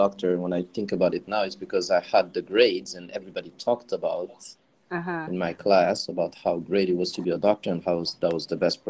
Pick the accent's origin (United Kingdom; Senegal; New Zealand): Senegal; also born or lived in Mauritania; now in Ottawa, Canada; So I'm from Mauritania. Mm-hmm. I was born and raised in Senegal. Yeah. And I currently live in Ottawa, Canada.